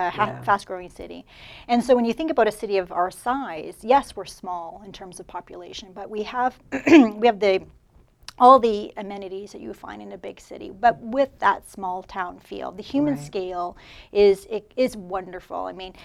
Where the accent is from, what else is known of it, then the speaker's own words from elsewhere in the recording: London, Ontario, Canada; Yeah, I'm a Londoner.